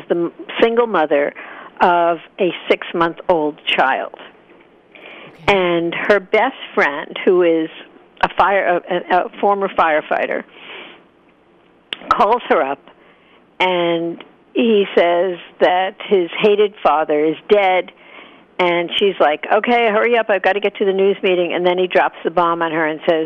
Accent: Hicksville, New York, United States; I grew up in Hicksville, Long Island.

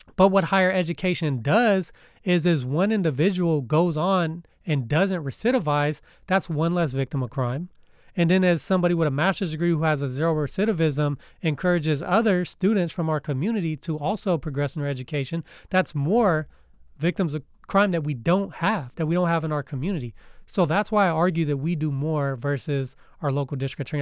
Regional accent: United States; Us as American citizens

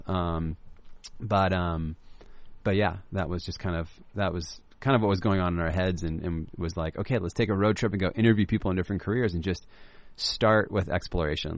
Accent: Laguna Beach, California, United States; I grew up in Laguna Beach

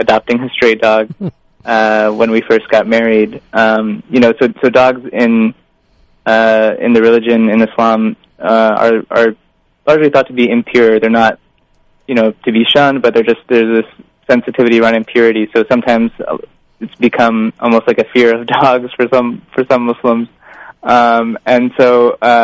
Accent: Indiana, United States; I grew up in the Midwest in Indiana

